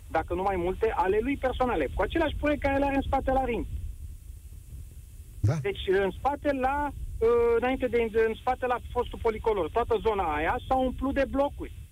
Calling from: Bucharest, Romania; Bine te-am regăsit din București. Uh, sunt martor, ca și tine, presupun, uh, de 30 de ani încoace la dezvoltarea orașului nostru minunat.

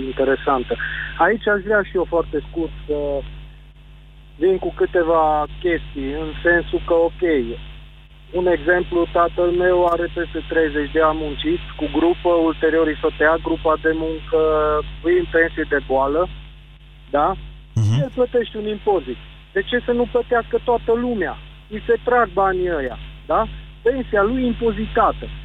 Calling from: Sibiu, Sibiu County, Romania; Bună ziua, Gabriel, sunt de la Sibiu

